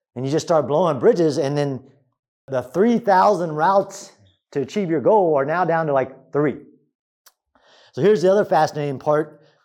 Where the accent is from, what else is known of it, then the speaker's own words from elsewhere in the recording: United States; as an American